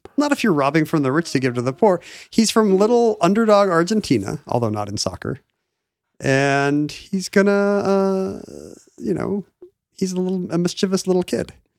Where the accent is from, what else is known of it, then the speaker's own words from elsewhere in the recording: United States; as an American sports fan